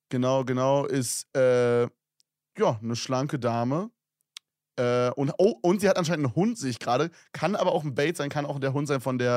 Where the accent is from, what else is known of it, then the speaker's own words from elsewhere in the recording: Switzerland; born there; ich bin 17 Jahre jung, bin 1,72 groß und bin geboren in der Schweiz